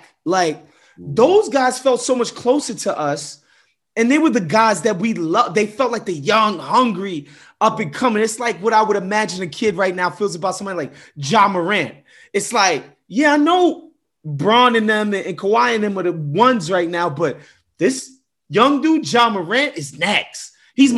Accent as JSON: {"language": "English", "town": "New York City", "region": "New York", "country": "United States", "tie": "born or raised there", "said": "I grew up in New York"}